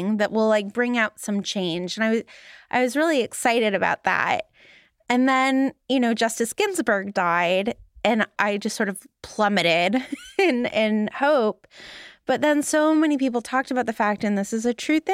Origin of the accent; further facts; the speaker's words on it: Los Angeles, California, United States; now in Boston, United States; where I grew up in Los Angeles